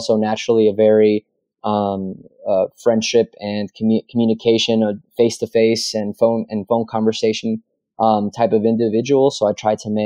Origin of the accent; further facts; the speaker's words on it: Cornelius, Oregon, United States; my hometown in Cornelius, where I grew up